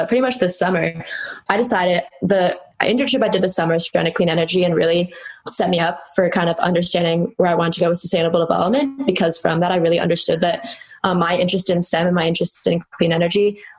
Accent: El Paso, Texas, United States; now in Northern Virginia, United States; So I'm originally from El Paso, Texas, which is a big shift from where I live now, right outside DC.

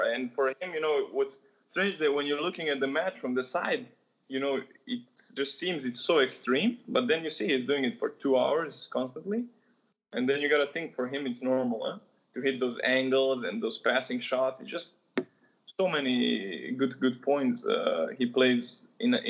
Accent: Novi Sad, Vojvodina, Serbia; Monica Seles is from my hometown

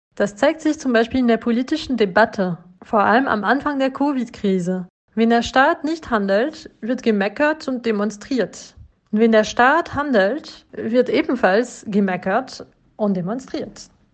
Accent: France; German is a second language; Als Französin bin ich stolz auf unsere Kultur

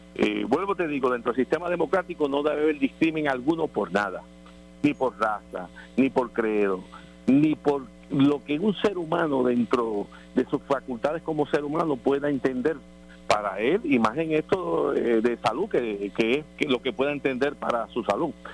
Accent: Puerto Rico; por nosotros como pueblo puertorriqueño

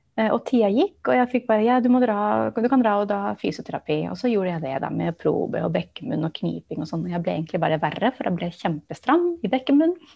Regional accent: Barcelona, Catalonia, Spain; first language English; Norwegian is a second language; also born or lived in United States; now in Norway; jeg vokste opp i Barcelona i Spania

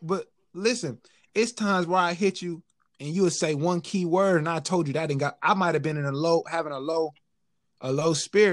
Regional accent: California, United States; now in Kansas, United States; I'm from California

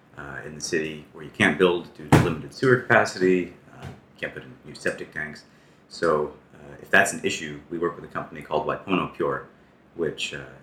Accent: New Jersey, United States; also born or lived in Brooklyn; now in Hawaii, United States; I didn't want to say, but New Jersey.

